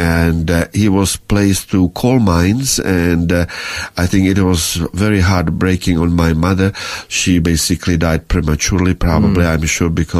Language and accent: English; Prague, Czechia; first language Czech; English is a second language; now in Australia; I was born in Prague, of course, which is, however, when I was born, it was protectorate Bohemia and Moravia